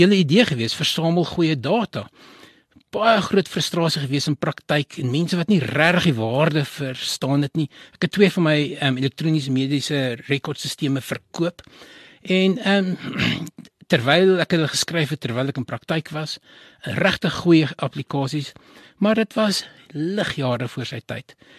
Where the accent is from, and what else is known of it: Johannesburg, Gauteng, South Africa; born or raised there